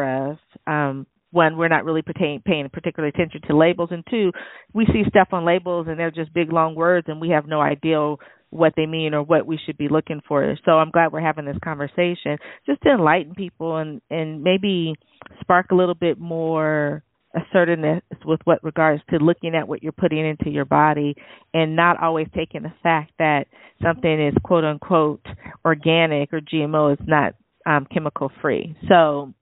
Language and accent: English; San Jose, California, United States; I grew up in San Jose and basically Silicon Valley